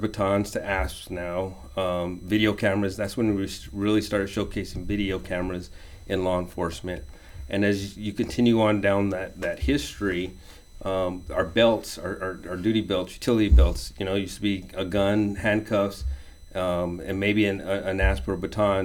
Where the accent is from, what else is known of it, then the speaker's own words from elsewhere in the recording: Albuquerque, New Mexico, United States; moved away as an adult; now in Round Rock, United States; I was born and raised in Albuquerque, New Mexico